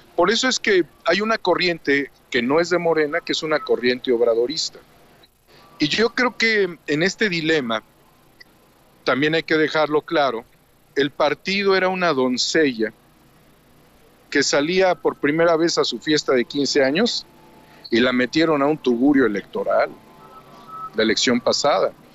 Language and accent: Spanish; Mexico; nuestra integración como mexicanos